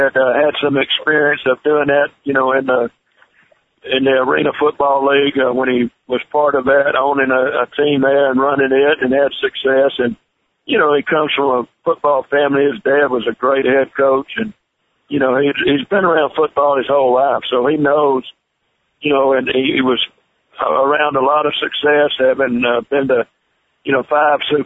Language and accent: English; Rome, Georgia, United States; moved away as an adult; born and raised in Georgia